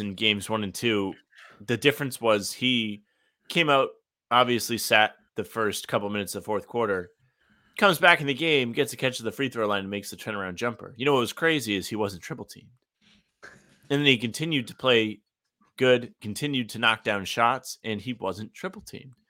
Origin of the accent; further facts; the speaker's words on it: Rhode Island, United States; I'm from Rhode Island